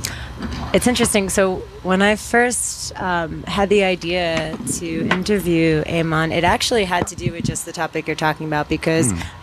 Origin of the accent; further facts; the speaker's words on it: Taos, New Mexico, United States; I'm from Taos